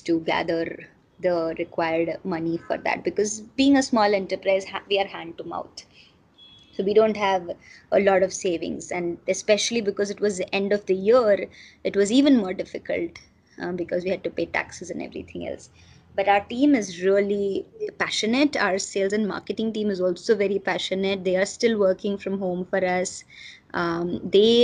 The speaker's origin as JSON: {"language": "English", "town": "Silvassa", "region": "Dadra and Nagar Haveli and Daman and Diu", "country": "India", "moved": "yes", "lives_now": "Pune, India", "said": "I am originally coming from Silvassa, so I have family there"}